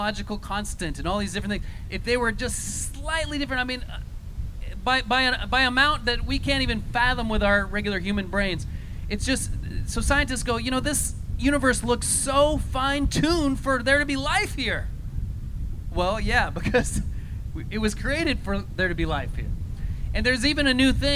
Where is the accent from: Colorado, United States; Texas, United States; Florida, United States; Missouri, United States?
Colorado, United States; moved away as an adult; when I moved here, I'm from Colorado. I've been here about over 20 years, so I've been here a long time, but I'm from Colorado.